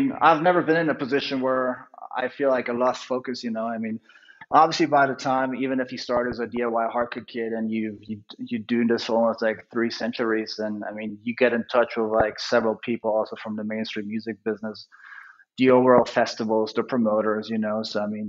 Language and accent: English; Munich, Bavaria, Germany; Yeah, I was born in Munich. I've never left Munich. I traveled around the world.